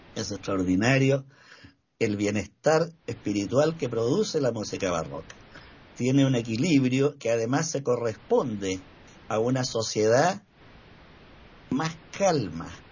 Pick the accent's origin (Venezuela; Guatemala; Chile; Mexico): Chile; acá en Chile